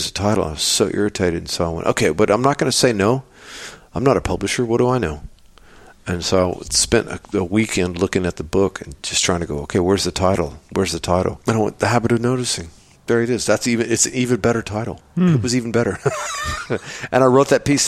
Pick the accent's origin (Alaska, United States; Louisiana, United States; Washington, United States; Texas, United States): Texas, United States; I come from Texas, where Texans, they love their bullshit